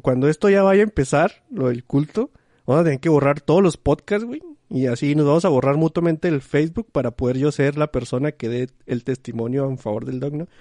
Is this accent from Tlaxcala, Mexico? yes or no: no; Chihuahua, Mexico; a la gente que somos de Chihuahua nos dicen mucho que di cosas con eche